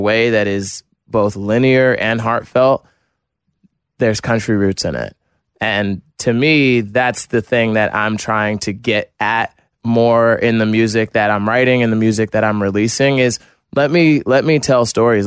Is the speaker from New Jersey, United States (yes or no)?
yes; New Jersey, United States; I'm from New Jersey, from a small town in New Jersey